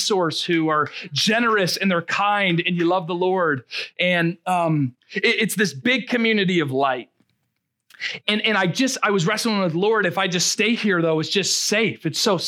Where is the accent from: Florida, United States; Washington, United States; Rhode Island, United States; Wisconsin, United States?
Rhode Island, United States; moved away as an adult; now in Marshfield, United States; I'm from Rhode Island